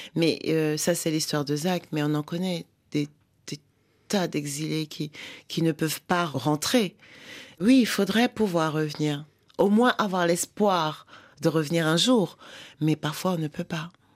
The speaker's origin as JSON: {"language": "French", "town": "Douala", "region": "Littoral", "country": "Cameroon", "tie": "born or raised there", "first_language": "French", "moved": "yes", "lives_now": "Paris region, France", "said": "j'ai grandi à Douala et j'ai aussi appris l'argot de Douala"}